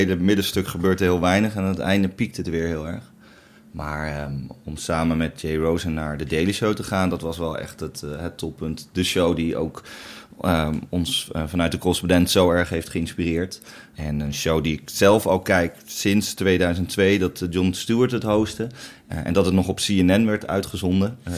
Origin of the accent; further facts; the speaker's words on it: Netherlands; als Nederlanders